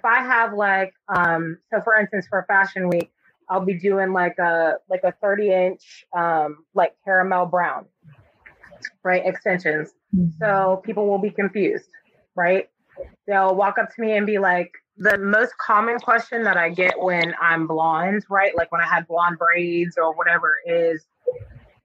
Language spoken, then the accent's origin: English; Florida, United States; I'm from Florida